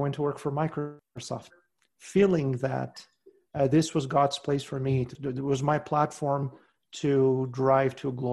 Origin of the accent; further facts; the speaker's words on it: southern Portugal, Portugal; first language Portuguese; English is a second language; moved away as an adult; now in United States; I was born and raised in southern Portugal